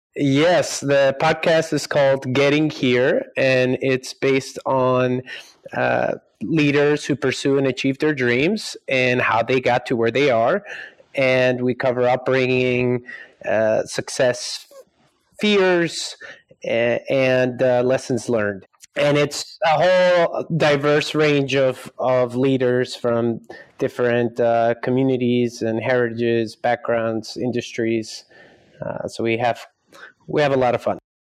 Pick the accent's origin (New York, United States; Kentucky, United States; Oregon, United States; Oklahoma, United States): New York, United States; Scarsdale; also born or lived in Colombia; now in Silicon Valley, United States; I was born in New York, raised in Colombia till I was about eight years old, came to the States because my father worked at the United Nations. So that's where I ended up growing up in uh, Westchester County in a, in a city called Scarsdale